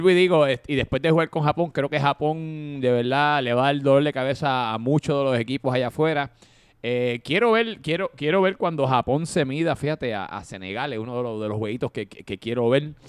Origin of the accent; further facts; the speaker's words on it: Uruguay; como yo soy de Uruguay, voy a decir que fue una leche porque fue un mal, un mal despeje de mi portero